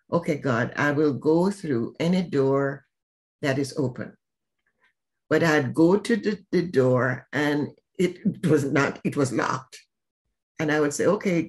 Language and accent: English; Jamaica; now in Atlanta, United States; I'm from Jamaica